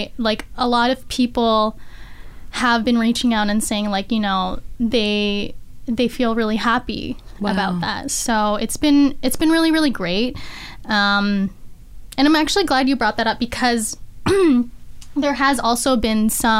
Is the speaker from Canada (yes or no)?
yes; Canada; being Filipino-Canadian